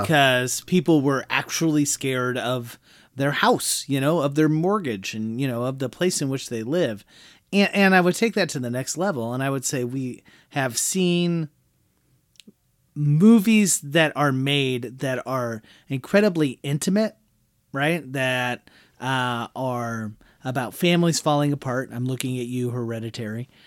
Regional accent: Midwest, United States; we come from the Midwest and we deal enough with smaller towns

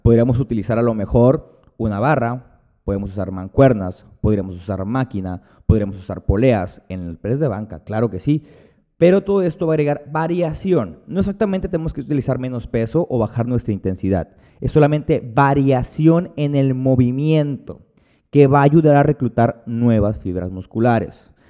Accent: Hermosillo, Sonora, Mexico; Cuando llego aquí a Hermosillo, que es de donde, de donde yo soy

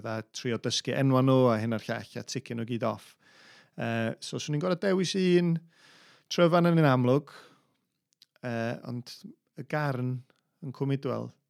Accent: North Wales, United Kingdom; ni'n dod o Gogledd Cymru

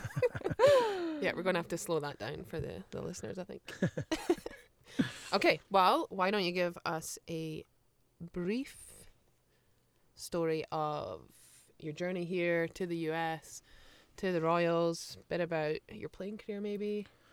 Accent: United Kingdom; moved away as an adult; now in United States; I'm British and I understand the football culture back home

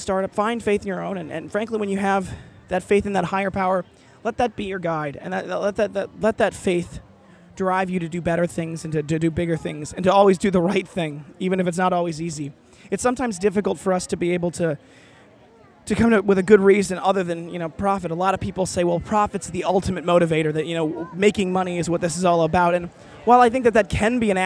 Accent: Midwest, United States; I grew up in the Midwest

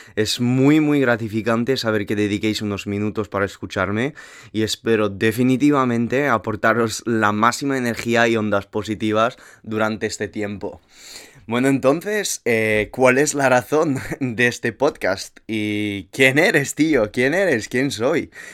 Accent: Toulouse, Occitania, France; accent: French; moved away as an adult; also born or lived in Madrid, Spain; now in San Francisco, United States; tomé la decisión de irme de mi ciudad natal, Toulouse

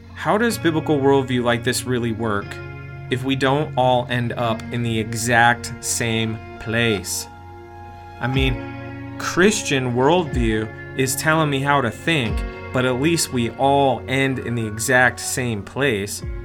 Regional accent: United States; I'm an American too.

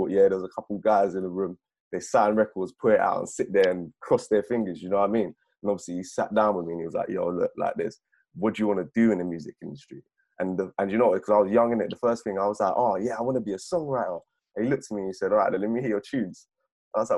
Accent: Beckenham, London, United Kingdom; I'm from Beckenham, Bromley sides

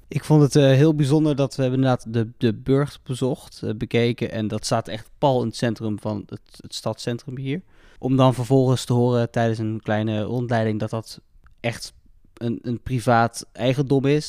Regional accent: Netherlands; we komen natuurlijk allemaal uit Nederland met z'n drieën

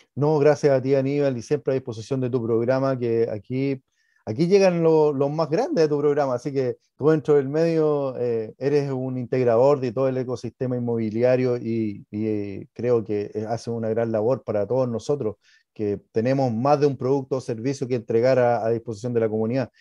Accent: Chile; estamos dentro del país de Chile. Nosotros estamos dentro de un ecosistema que somos todos chilenos

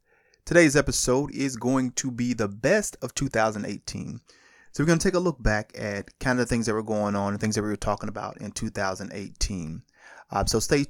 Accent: Spartanburg, South Carolina, United States; born there; also born or lived in Atlanta, Georgia; I was born in Spartanburg, South Carolina. I went to church in Spartanburg, South Carolina. I moved to Atlanta, Georgia, East Point to be exact, Stanton Road, and a bus was taking me to church.

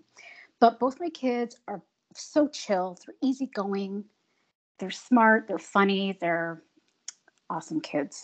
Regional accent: Ontario, Canada; I am a Canadian girl, live in Southern Ontario in the Niagara region

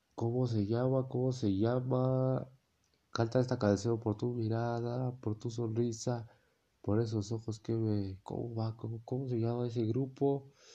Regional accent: Mexico; en mi país, México

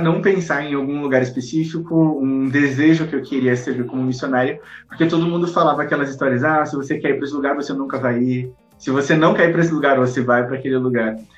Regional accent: South Region, Brazil; eu sou do Sul

